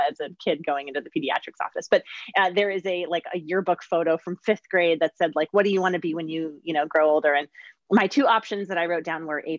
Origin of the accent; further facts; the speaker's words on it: Southern California, United States; also born or lived in Geneva, Switzerland / Palos Verdes, California; I grew up mostly in Southern California and spent a couple of years actually in Geneva and Switzerland in kindergarten and in fourth grade